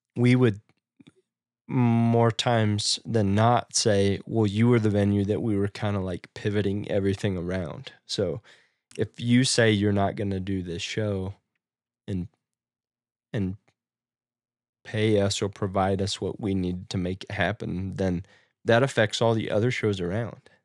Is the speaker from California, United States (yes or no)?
no; Nebraska, United States; moved away; in my hometown